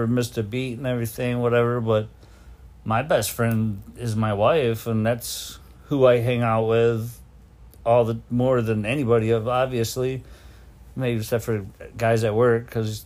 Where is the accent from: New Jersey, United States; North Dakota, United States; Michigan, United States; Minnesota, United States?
Michigan, United States; Detroit; I was growing up in Detroit